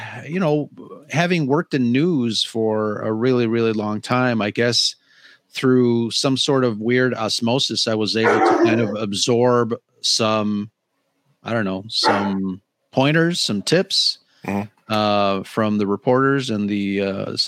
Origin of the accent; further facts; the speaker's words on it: Chicago, Illinois, United States; I grew up in Chicago